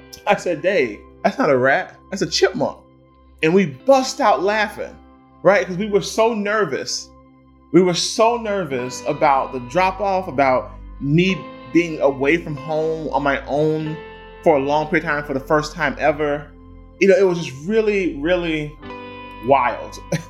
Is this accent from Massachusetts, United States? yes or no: no; Miami, Florida, United States; moved away as an adult; also born or lived in Amherst